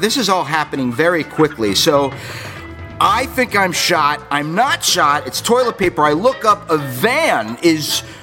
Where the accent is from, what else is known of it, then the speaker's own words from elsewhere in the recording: South Florida, United States; also born or lived in Ozone Park, New York; I grew up down in South Florida. I was born in New York. I moved down to Florida when I was 5 years old.